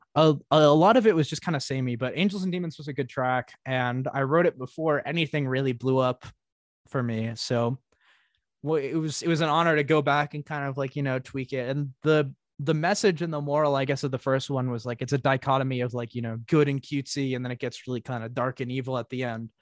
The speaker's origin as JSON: {"language": "English", "region": "Northeast", "country": "United States", "said": "I come from the Northeast"}